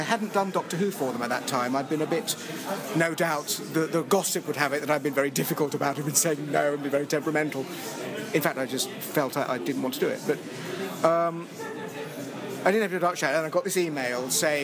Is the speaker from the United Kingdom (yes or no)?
yes; England, United Kingdom; moved away as an adult; now in United States; I'm still very English